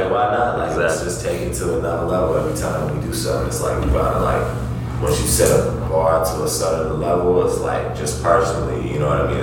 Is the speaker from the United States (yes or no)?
yes; Denver, Colorado, United States; moved away as an adult; now in Des Moines, United States; my hometown, whatever. I love Denver